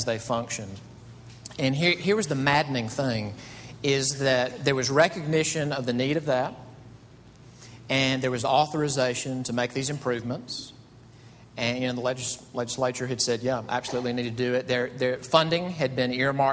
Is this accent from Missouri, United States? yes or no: no; Mississippi, United States; moved away as an adult; now in Greenville, United States; I'm from Mississippi